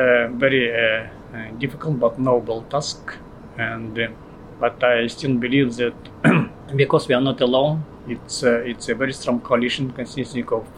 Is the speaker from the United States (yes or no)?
no; Russian Eastern Siberia, Russia; I came from Russian Eastern Siberia. My people community is Udege